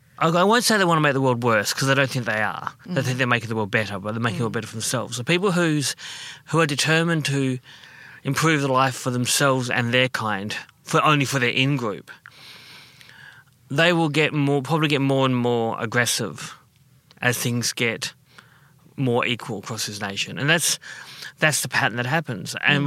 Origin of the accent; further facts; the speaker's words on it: Western Australia, Australia; now in Melbourne, Australia; being Noongar, I'm Indigenous to Western Australia. So that will always be, no matter what I want to be home, Australia will always be home of sorts.